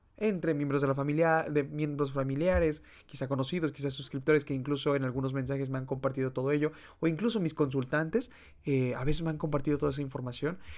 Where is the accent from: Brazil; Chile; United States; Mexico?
Mexico; al menos en mi país es muy común, eh, que es de México